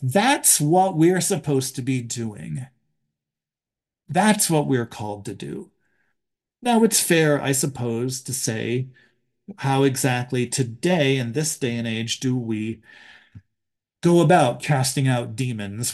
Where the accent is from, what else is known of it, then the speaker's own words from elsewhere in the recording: Buffalo, New York, United States; I was born in Buffalo